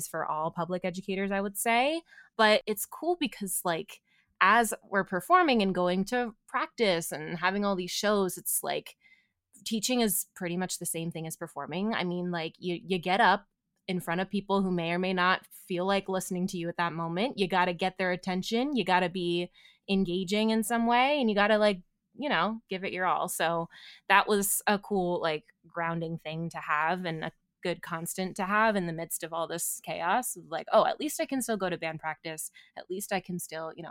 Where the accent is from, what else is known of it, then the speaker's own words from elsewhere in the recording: Bucks County, Pennsylvania, United States; I grew up in Bucks County where there's a lovely lavender farm called Peace Valley.